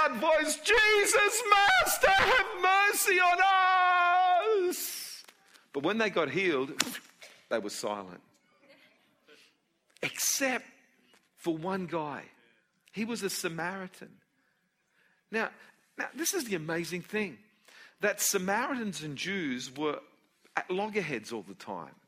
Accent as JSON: {"language": "English", "country": "Australia", "tie": "born or raised there", "said": "I was born in Australia"}